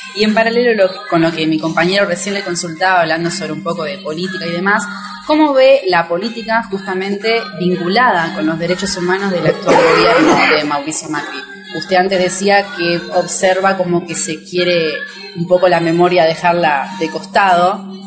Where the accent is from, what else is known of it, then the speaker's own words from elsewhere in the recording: Villa España, Buenos Aires, Argentina; Villa España, de donde soy yo